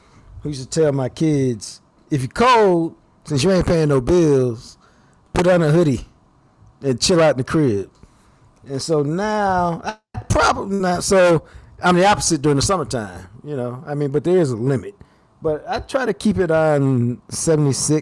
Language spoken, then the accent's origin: English; Dallas, Texas, United States; I grew up in Oak Cliff